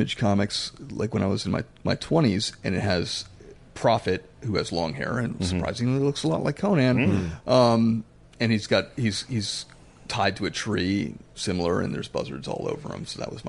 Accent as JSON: {"language": "English", "region": "Florida", "country": "United States", "tie": "born or raised there", "said": "I grew up in Florida."}